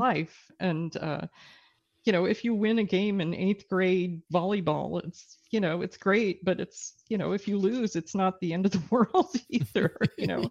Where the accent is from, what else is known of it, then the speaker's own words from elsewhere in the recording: Texas, United States; now in British Columbia, Canada; I grew up in Texas